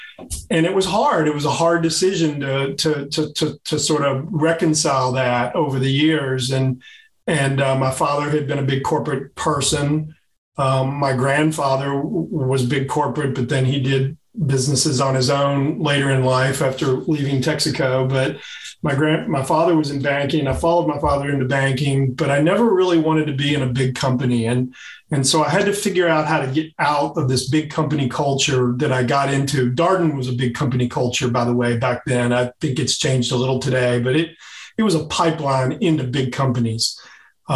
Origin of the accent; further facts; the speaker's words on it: Louisville, Kentucky, United States; also born or lived in Virginia; Louisville, Kentucky, my hometown